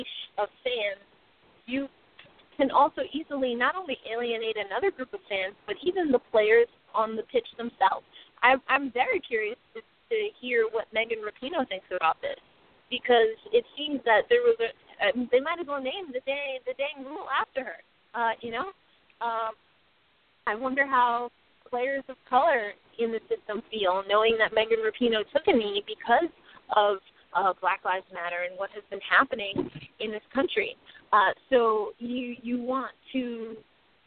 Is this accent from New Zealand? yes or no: no; United States; I'm very proud to be from America.